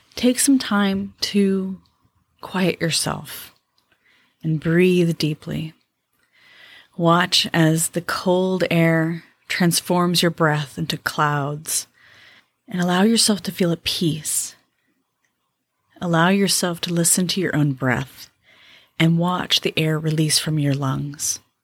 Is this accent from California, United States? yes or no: yes; California, United States; moved away as an adult; I grew up in California